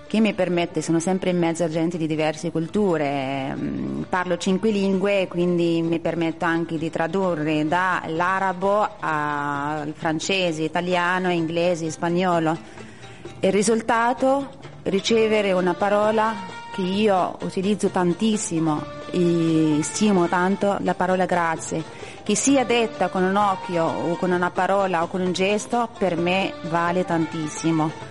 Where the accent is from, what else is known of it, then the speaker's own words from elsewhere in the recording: Casablanca, Casablanca-Settat, Morocco; Italian is a second language; moved away as an adult; also born or lived in Perugia; now in Italy; vengo da Casablanca, dal Marocco. Da quanti anni hai che stai in Italia? Da quasi sette anni.